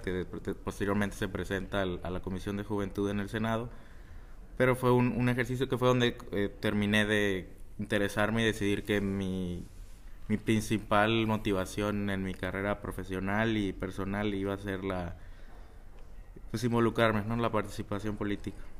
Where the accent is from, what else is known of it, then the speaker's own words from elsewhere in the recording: Ciudad Victoria, Tamaulipas, Mexico; moved away as an adult; now in Chicago, United States; soy orgullosamente tamaulipeco y orgullosamente victorense. Eh, ahí he vivido la mayoría de mi vida